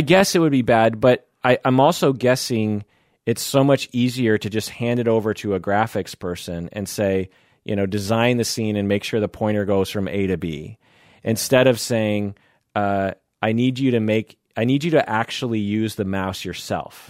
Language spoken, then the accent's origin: English; United States; I'm Japanese American and, um, grew up with kimchi everywhere.